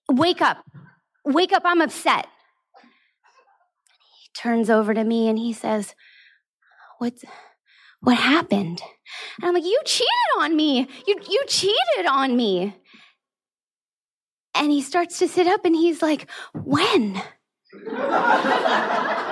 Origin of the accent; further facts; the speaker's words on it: California, United States; now in Hong Kong; my home state of California